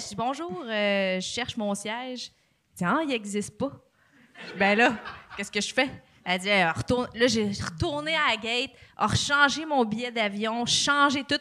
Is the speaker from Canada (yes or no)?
yes; Joliette, Quebec, Canada; je viens de Juliette